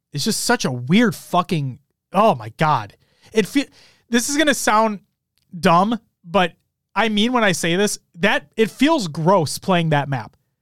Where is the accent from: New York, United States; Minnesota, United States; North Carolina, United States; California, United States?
Minnesota, United States; being a Minnesotan